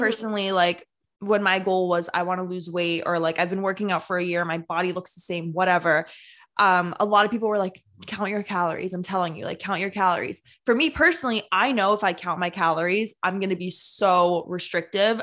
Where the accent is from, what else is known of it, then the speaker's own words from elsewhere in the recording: New Jersey, United States; also born or lived in New York; I'm from New Jersey